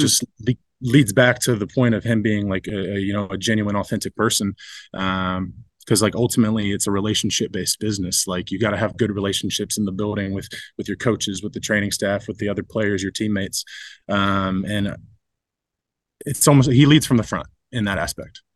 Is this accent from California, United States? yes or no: no; Ohio, United States; moved away as an adult; now in Detroit, United States; I grew up in Ohio